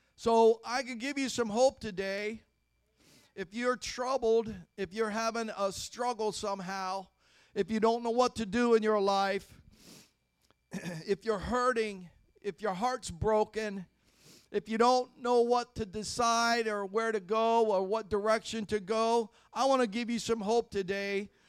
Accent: Ohio, United States; I grew up in Ohio in the 60s and 70s

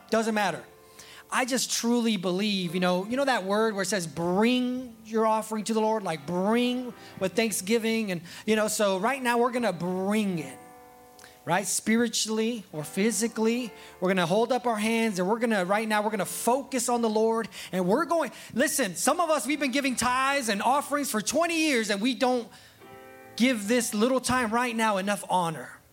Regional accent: California, United States; I was born in California

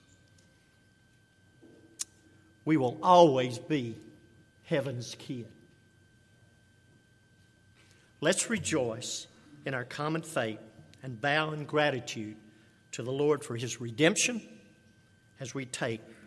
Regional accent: Pine Mills, Texas, United States; I grew up in the Pine Mills community

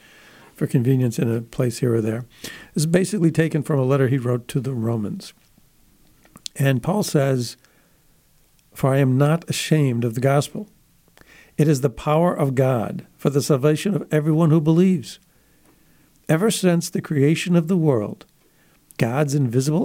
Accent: Buffalo, New York, United States; my hometown, Buffalo, New York

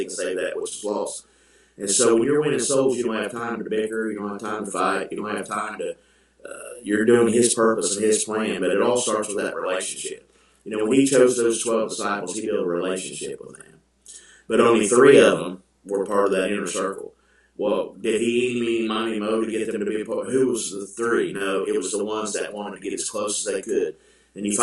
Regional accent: Ironton, Ohio, United States; I was born and raised here in Ironton, Ohio

